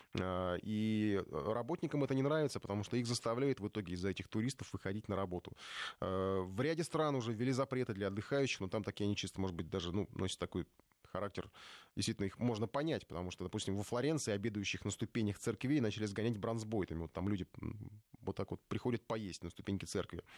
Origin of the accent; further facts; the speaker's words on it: Ukraine; now in Moscow, Russia; я сам с Украины, за рубежом на русском языке говорю, живу в Москве